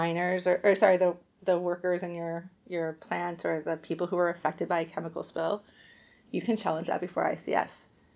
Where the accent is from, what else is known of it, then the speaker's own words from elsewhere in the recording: United States; I say this as an American